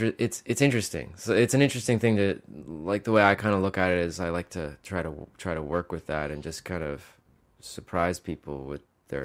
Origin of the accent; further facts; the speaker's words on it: Mississippi, United States; Well, it wasn't from growing up in Mississippi, that's for sure.